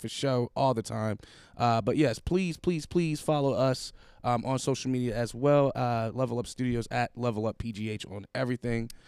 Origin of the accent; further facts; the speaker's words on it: Buffalo, New York, United States; moved away as an adult; now in Pittsburgh, United States; I'm from Buffalo. Ah. I moved here to go to school